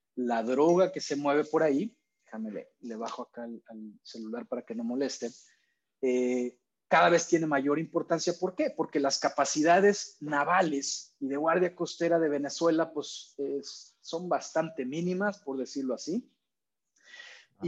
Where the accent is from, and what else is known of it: Mexico